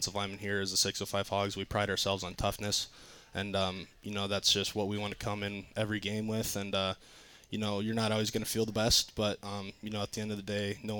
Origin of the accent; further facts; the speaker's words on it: Rock Valley, Iowa, United States; moved away as an adult; Rock Valley, Iowa